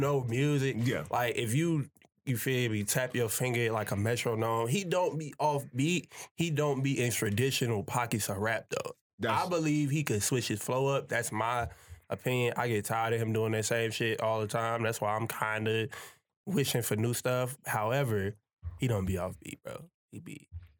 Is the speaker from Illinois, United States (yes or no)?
yes; Chicago, Illinois, United States; I'm from Chicago.